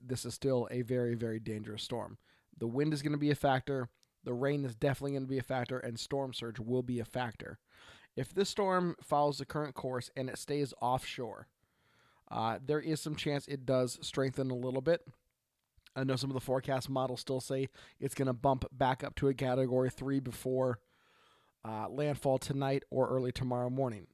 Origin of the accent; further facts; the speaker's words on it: Oregon, United States; from Oregon